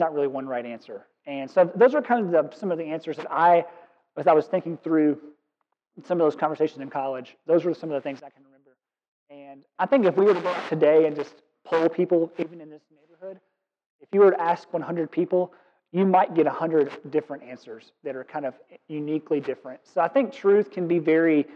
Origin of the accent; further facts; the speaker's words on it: Kentucky, United States; moved away; Born and raised in Kentucky, and I'm proud of it